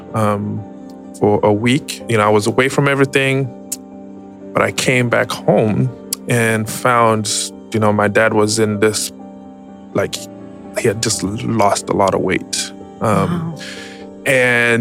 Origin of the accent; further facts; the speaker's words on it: Zimbabwe; moved away as an adult; now in United States; I was born and raised in Zimbabwe, migrated to the U.S. in 2010